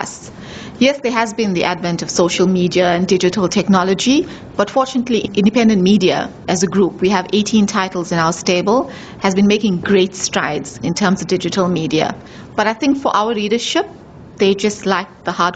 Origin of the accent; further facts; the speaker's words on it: South Africa; for us as Indians, we're South African before we're Indian